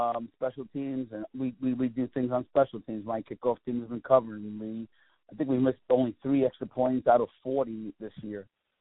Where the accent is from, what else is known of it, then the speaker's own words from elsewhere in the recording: Patchogue, New York, United States; this is my hometown. Patrick Medford is my hometown